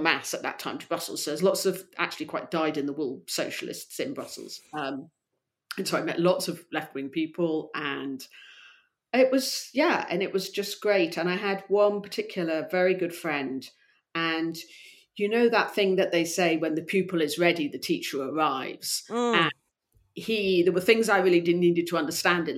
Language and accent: English; Gloucestershire, South West England, United Kingdom; moved away; also born or lived in London / Poland; I was brought up in Gloucestershire, and I love Gloucestershire